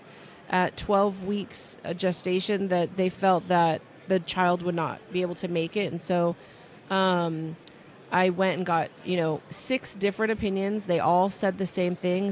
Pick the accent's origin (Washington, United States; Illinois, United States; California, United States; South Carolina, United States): California, United States; I've born and raised in California